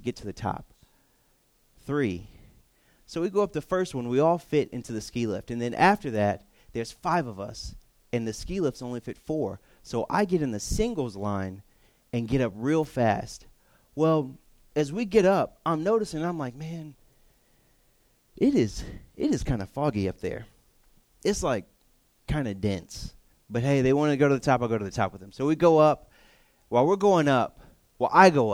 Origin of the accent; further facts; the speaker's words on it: Texas, United States; moved away; I'm from Texas